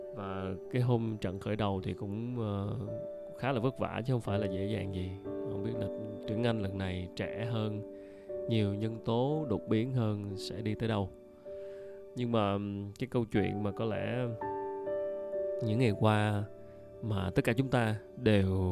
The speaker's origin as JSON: {"language": "Vietnamese", "region": "Ho Chi Minh City", "country": "Vietnam", "said": "mình là người dân thành phố Hồ Chí Minh"}